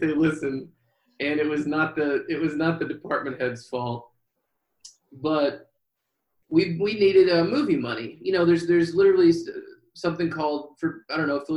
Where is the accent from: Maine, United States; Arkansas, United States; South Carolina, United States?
Arkansas, United States; Hot Springs; that was in Hot Springs, my hometown, and Bill's